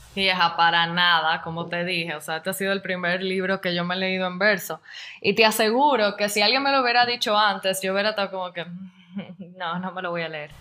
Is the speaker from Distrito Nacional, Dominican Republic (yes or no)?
no; La Romana, Dominican Republic; yo soy de la Romana